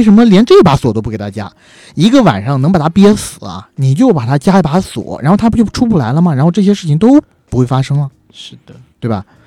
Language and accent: Chinese; China; 首先当然首当其冲的就是我们是中国人